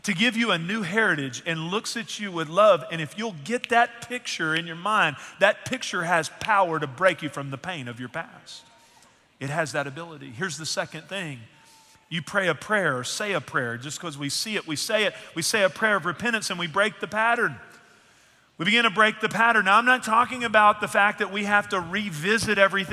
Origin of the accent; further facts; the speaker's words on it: East Texas, United States; I'm from East Texas